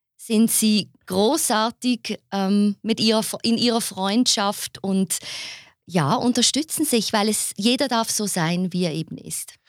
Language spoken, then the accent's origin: German; Basel, Basel-Stadt, Switzerland; ich bin ja keine Zürcherin. Ne? Ich komme ja aus Basel.